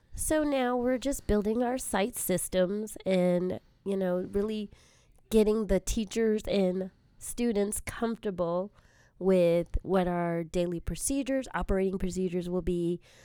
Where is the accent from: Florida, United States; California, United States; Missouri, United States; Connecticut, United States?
California, United States; South Bay, Southern; I am a Southern California gal, born and raised primarily in the South Bay area.